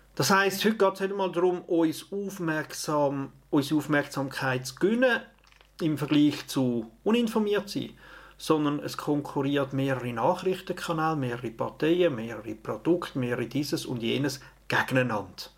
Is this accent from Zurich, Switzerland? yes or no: yes; Opfikon, Zurich, Switzerland; in der Familie, in Opfiken, in Zürich, in der Schweiz